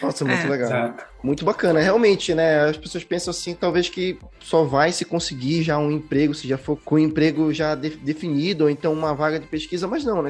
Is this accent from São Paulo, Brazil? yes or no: no; Belém, Pará, Brazil; now in Curitiba, Brazil; eu nasci em Belém do Pará, mas eu moro hoje em Curitiba